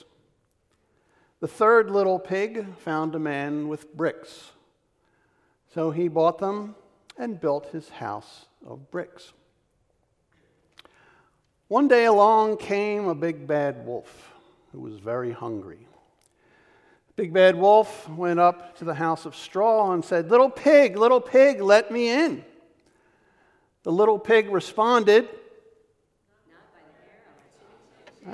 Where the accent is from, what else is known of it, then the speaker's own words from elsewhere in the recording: Philadelphia, Pennsylvania, United States; I was born in 1952 in the Kensington section of Philadelphia